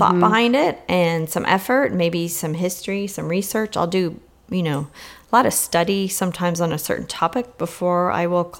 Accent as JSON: {"language": "English", "region": "California", "country": "United States", "tie": "born or raised there", "said": "growing up in California"}